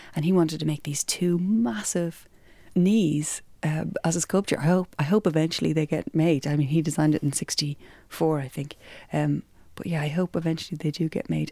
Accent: Ireland; we're Irish

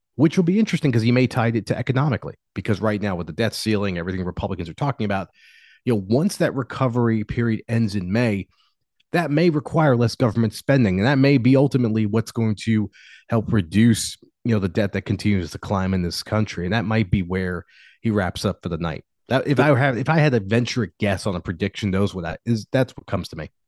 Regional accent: United States; an American citizen

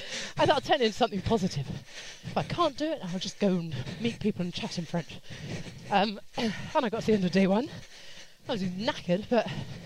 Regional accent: under the Heathrow flight path, London, United Kingdom; I grew up under the flight path as well.

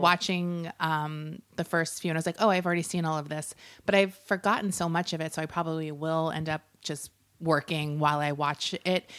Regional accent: Long Island, New York, United States; I grew up pretty much on Long Island.

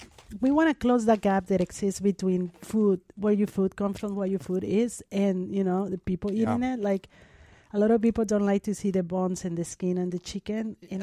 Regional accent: Mexico City, Mexico; born or raised there; English is a second language

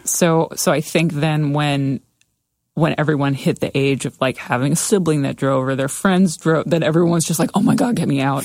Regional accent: Somerset County, New Jersey, United States; growing up in Somerset County

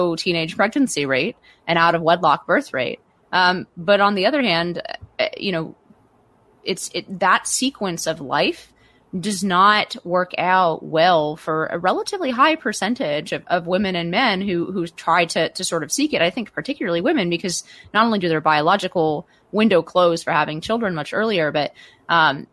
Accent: Palo Alto, California, United States; I grew up in Palo Alto

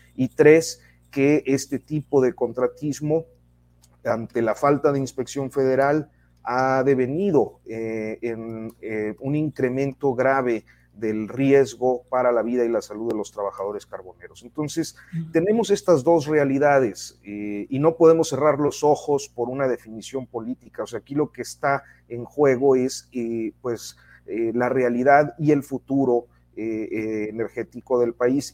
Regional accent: Mexico; somos los mexicanos

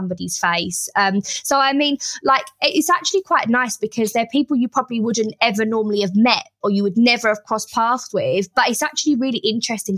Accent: Harlow, East of England, United Kingdom; I was from Harlow, the school was in Hertfordshire

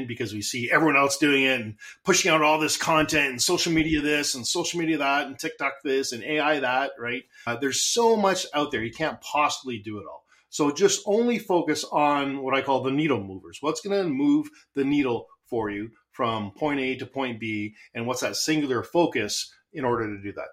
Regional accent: Canada; I'm Canadian, so I say Z instead

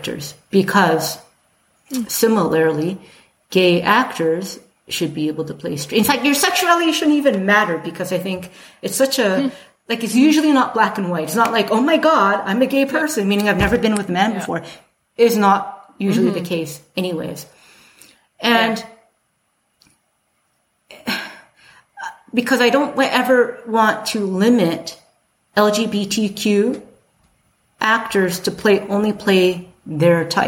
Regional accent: Calgary, Alberta, Canada; growing up in Calgary

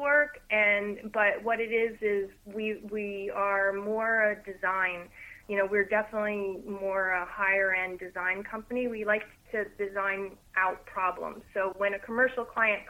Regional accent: Morris County, New Jersey, United States; moved away as an adult; also born or lived in Virginia; now in Monmouth County, New Jersey, United States; I grew up in Morris County

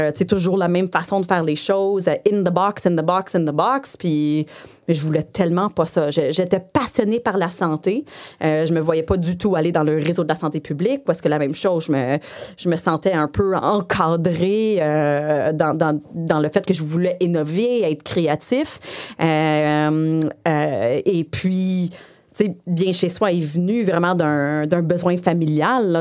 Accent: Saint-Bruno-de-Montarville, Quebec, Canada; first language English; French is a second language; je viens de Saint-Bruno. Euh, j'ai fait toute mon école en anglais. Euh, mes parents sont anglophones

